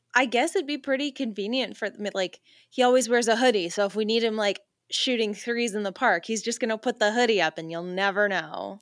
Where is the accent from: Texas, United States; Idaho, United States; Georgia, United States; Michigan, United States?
Georgia, United States; my hometown is Georgia